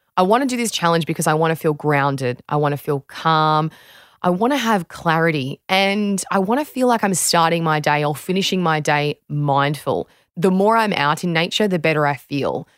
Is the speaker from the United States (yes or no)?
no; Australia